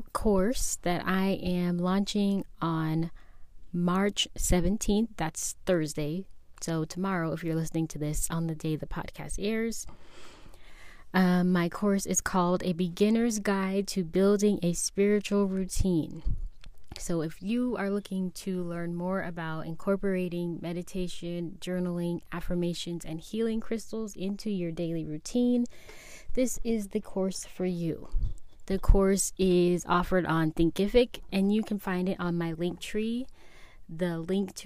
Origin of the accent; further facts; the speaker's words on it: San Diego, California, United States; I'm from San Diego.